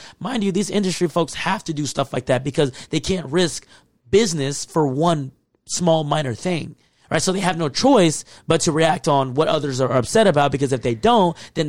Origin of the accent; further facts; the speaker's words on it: the South, United States; First of all, I grew up in the South where saying nigga is not that big of a deal.